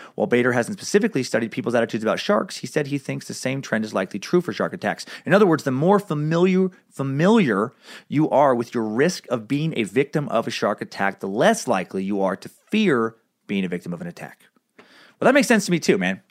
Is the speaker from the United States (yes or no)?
yes; Riggins, Idaho, United States; also born or lived in Anchorage, Alaska; I spent far more time out in the woods of central Idaho growing up in Riggins